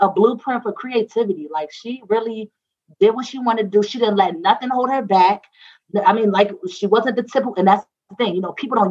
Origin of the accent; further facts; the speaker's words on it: Maryland, United States; I would be like, Maryland